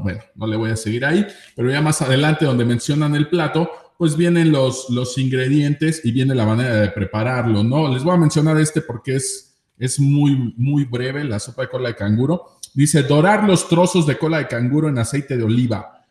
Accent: central Mexico, Mexico; en el centro del país, específicamente pues aquí en mi rancho, en mi pueblo

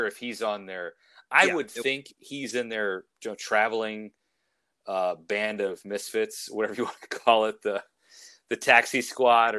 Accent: Northwest Indiana, United States; Zach Plesac's from where I grew up in Northwest Indiana, right outside of Chicago.

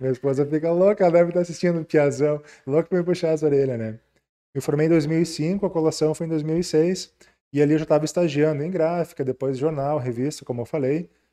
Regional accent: Ijuí, Rio Grande do Sul, Brazil; eu sou natural de Ijuí. Uh, nasci, morei ali a vida toda

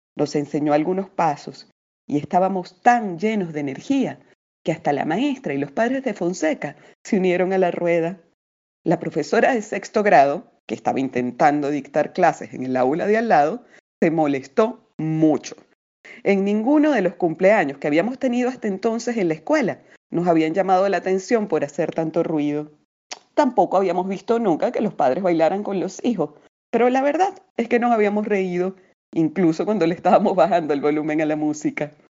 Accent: Venezuela; moved away as an adult; now in Lima, Peru; narradora y poeta venezolana eh, residenciada hace algunos años en Lima, así que también soy peruana por elección y adopción.

